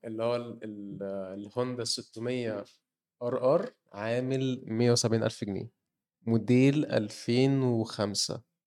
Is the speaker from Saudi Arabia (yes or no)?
no; Egypt; عندنا في مصر